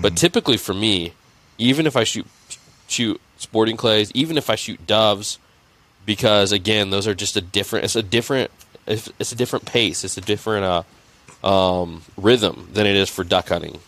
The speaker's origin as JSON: {"language": "English", "region": "Indiana", "country": "United States", "tie": "born or raised there", "said": "I grew up in Indiana"}